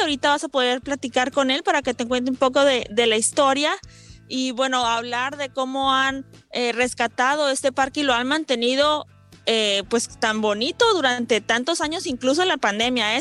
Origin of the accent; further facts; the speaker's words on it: Guadalajara, Jalisco, Mexico; now in Hermosillo, Mexico; De, de, Jalisco